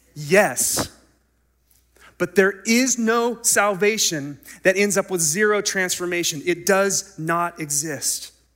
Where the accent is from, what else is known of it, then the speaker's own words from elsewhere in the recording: United States; we as American Christians